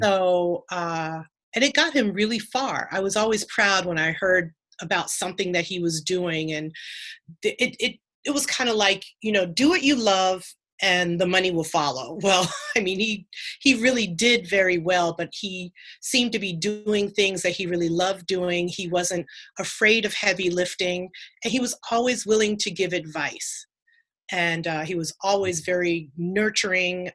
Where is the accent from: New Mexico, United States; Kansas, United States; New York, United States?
New York, United States; Mount Vernon; I'm from Mount Vernon, New York